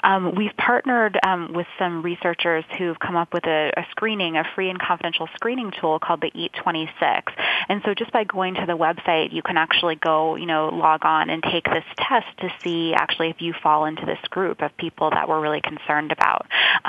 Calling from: Boston, Massachusetts, United States; I'm calling in from Boston.

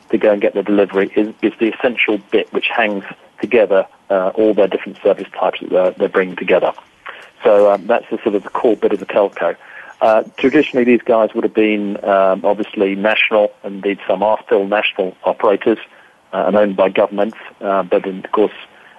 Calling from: Hampshire, South East England, United Kingdom; I'm over in the UK, calling just the southwest of London in a county called Hampshire, not New Hampshire, for those guys listening into us in North America. But Old Hampshire, if you like.

